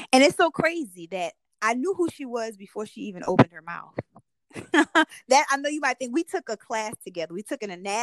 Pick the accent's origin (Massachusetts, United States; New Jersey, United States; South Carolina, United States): South Carolina, United States; Salters; also born or lived in Greeleyville, South Carolina; I grew up in Salter, South Carolina.